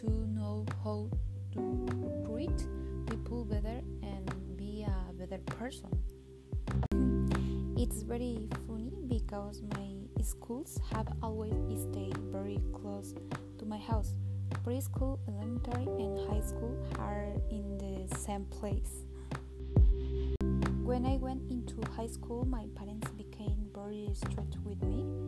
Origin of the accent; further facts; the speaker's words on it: Oaxaca, Mexico; I was born in Oaxaca, and all my life I've lived it here.